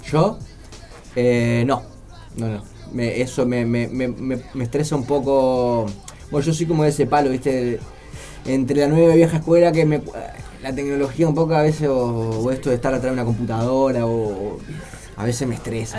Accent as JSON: {"language": "Spanish", "region": "Montevideo", "country": "Uruguay", "tie": "born or raised there", "also_born_or_lived": "Villa Colón, Montevideo", "said": "yo crecí allá en Melilla y mis escapadas eran para el Paso de la Arena"}